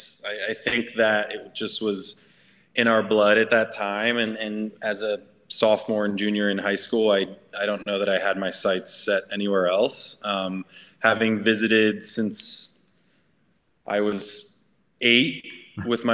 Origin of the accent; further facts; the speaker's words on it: Northern Maryland, United States; moved away as an adult; now in Lynchburg, United States; I grew up in Northern Maryland and moved down here to Lynchburg for school in 2014.